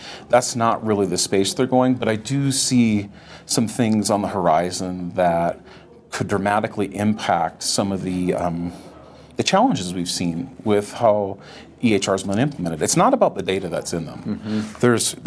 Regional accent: North Dakota, United States; now in Colorado, United States; I grew up in North Dakota

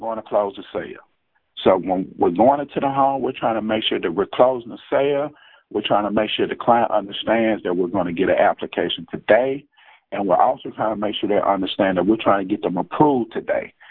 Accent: Jackson, Mississippi, United States; I'm from Jackson, Mississippi

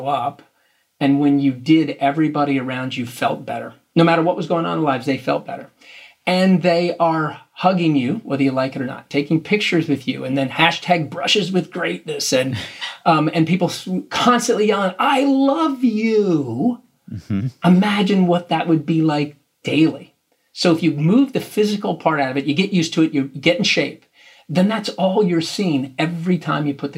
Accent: Philadelphia, Pennsylvania, United States; we're from Philadelphia, so we live in the shadow of the Big Apple

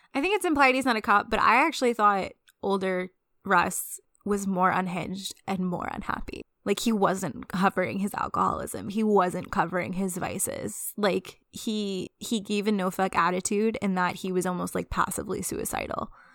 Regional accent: Louisiana, United States; I'm from Louisiana

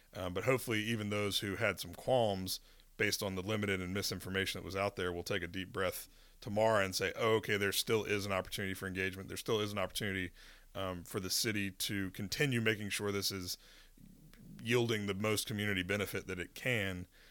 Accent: Winston-Salem, North Carolina, United States; now in Charlotte, United States; I grew up in Winston-Salem, which kind of a mid-sized city

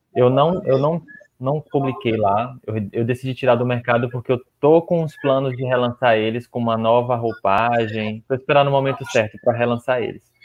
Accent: Gandu, Bahia, Brazil; moved away as an adult; also born or lived in Vitória da Conquista; now in Jequié, Brazil; Sim, eu sou do, do interior, de Gandu. Eu nasci numa cidade chamada Gandu

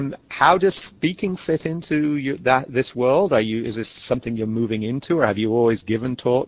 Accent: England, United Kingdom; moved away; when I was growing up in England

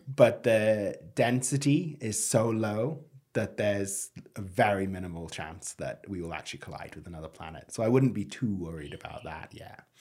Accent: United Kingdom; moved away; as a Brit

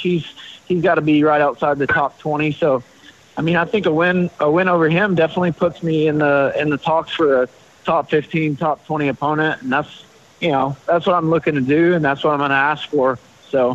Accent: Knoxville, Tennessee, United States; my hometown gym there, Shield Systems

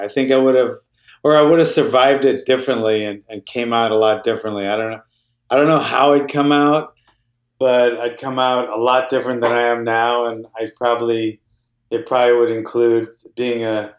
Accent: Honolulu, Hawaii, United States; Yeah, it wasn't fun then. It's a pretty rough place. Honolulu, Hawaii was a rough place back in the, you know, early 70s.

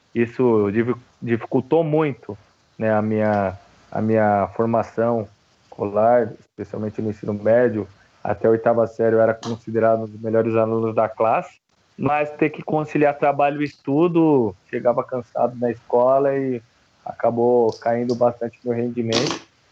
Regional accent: São Paulo, Brazil; sou nascido e criado na Brasilândia, Zona Norte de São Paulo

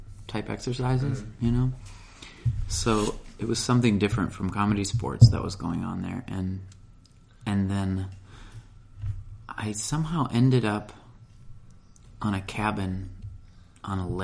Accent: Milwaukee area, Wisconsin, United States; moved away; I grew up in the Milwaukee area, too.

